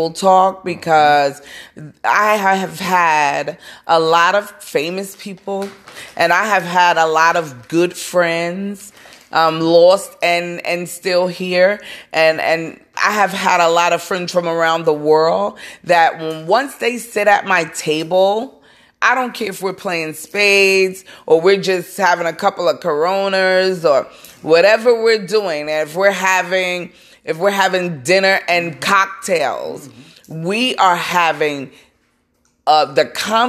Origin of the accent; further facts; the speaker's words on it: New York City, New York, United States; I come from Brooklyn, and we would have cookouts